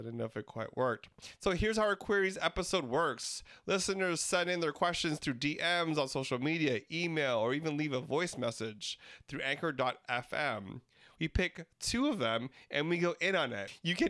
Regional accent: Philippines; And yes, I got pulled over for being Filipino.

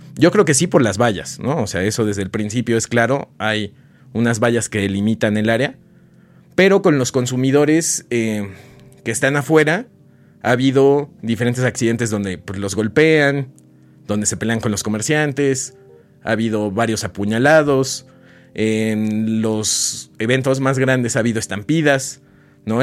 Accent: Oaxaca, Mexico; yo soy de Oaxaca

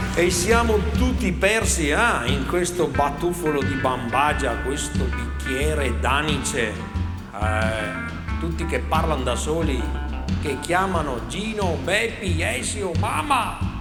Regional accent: Polesine, Veneto, Italy; vengo dal Polesine

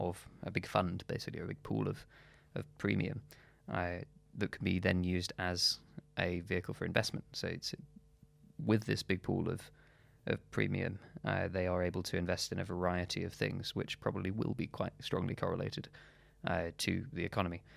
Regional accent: Shropshire, West Midlands, United Kingdom; moved away; also born or lived in London; my hometown, uh, in Shropshire

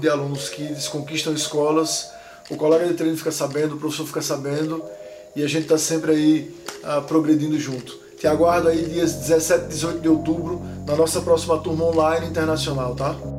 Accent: Northeast Region, Brazil; now in São Paulo, Brazil; eu sou nordestino

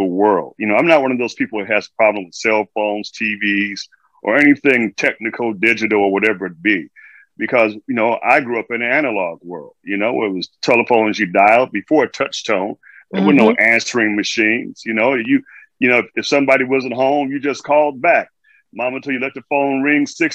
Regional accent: Chicago, Illinois, United States; moved away as an adult; now in New York City, United States; I'm originally from Chicago, Illinois, the south side of Chicago

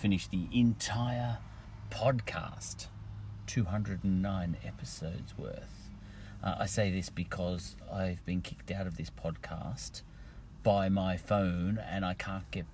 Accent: Ireland; now in Australia; me just being an Irish smart ass

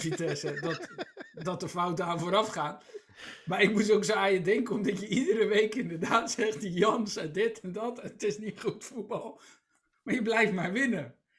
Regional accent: Rotterdam, South Holland, Netherlands; Ik ben, ik ben Rotterdammer en voor Feyenoord

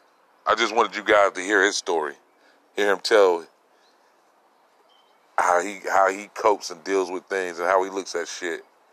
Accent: Los Angeles, California, United States; as a Californian, as a nigga from

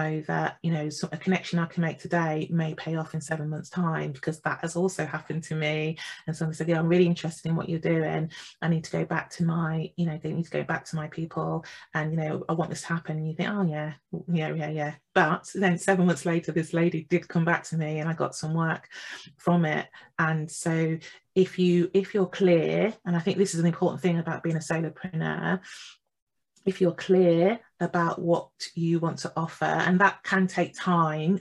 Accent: East Midlands, United Kingdom; moved away as an adult; also born or lived in Jamaica (ancestry); now in London, United Kingdom; I was born in England. I was born in the East Midlands. My family is Jamaican

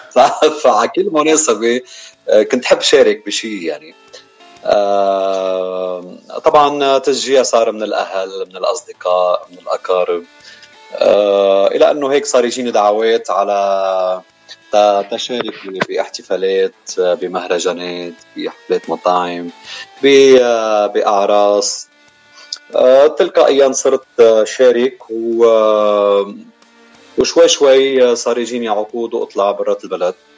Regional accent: Beirut, Beirut Governorate, Lebanon; moved away as an adult; also born or lived in Mazraat al-Daher, Chouf; now in United States; خلقت بهالبلدة وربينا ببيروت كل وقتنا

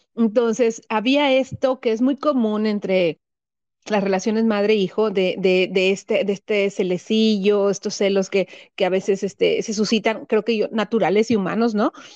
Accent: Tampico, Tamaulipas, Mexico; also born or lived in Guanajuato; now in Monterrey, Mexico; yo soy de Tampico y ambos vivimos ahorita, ahorita en Monterrey

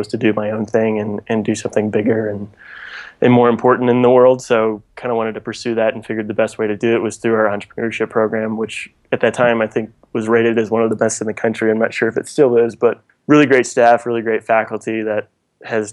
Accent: La Grange, Illinois, United States; moved away; also born or lived in Nashville; I'm originally from Chicago, just outside Chicago, actually, a suburb called LaGrange.

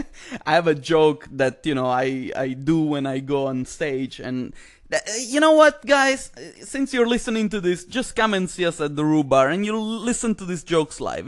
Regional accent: Italy; moved away; I come from Italy

